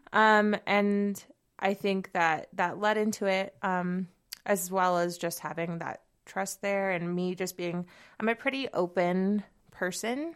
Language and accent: English; Southern California, United States; moved away as an adult; also born or lived in Seattle / San Francisco; now in Bozeman, United States; I'm actually originally from California. um, SoCal